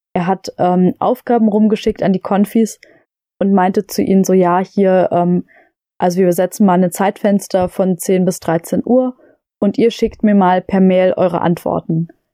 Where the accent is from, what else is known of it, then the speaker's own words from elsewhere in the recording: Lobetal, Brandenburg, Germany; wir hatten bei uns in Lobetal äh, das Glück, dass wir eine äh, Waldbühne haben